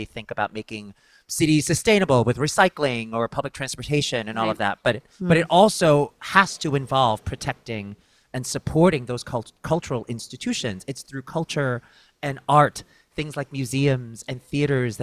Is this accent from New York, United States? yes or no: yes; New York City, New York, United States; I'm a New Yorker, native New Yorker, born and bred. My parents still live in Brooklyn